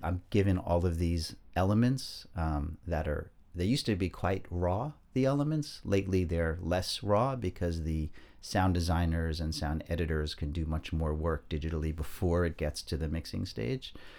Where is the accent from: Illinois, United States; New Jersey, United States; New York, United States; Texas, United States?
New York, United States; New York suburbs, United States; I was born and raised in the New York suburbs